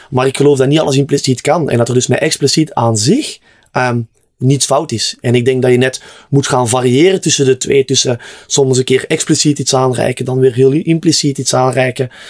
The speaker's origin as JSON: {"language": "Dutch", "country": "Netherlands", "said": "ik, als Nederlander, ja."}